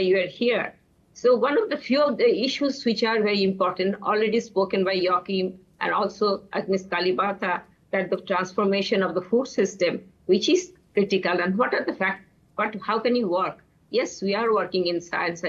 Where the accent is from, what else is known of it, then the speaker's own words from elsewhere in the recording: Bangladesh; I'm from Bangladesh